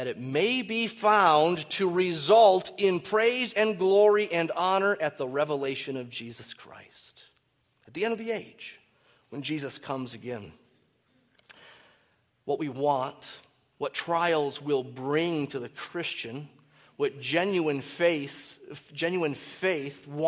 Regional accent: Michigan, United States; I grew up in Michigan.

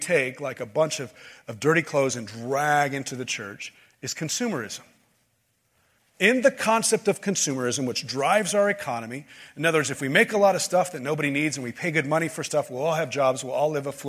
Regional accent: United States; we as American Christian evangelicals

